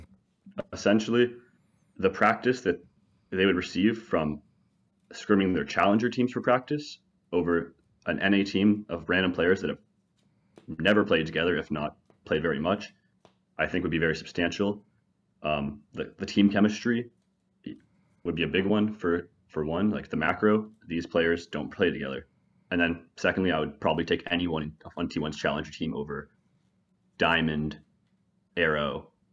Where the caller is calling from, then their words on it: Fort Myers, Florida, United States; I'm calling from Fort Myers, Florida